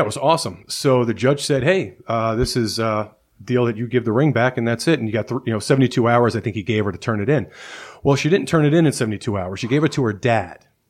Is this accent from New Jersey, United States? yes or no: yes; New Jersey, United States; moved away as an adult; I grew up in Jersey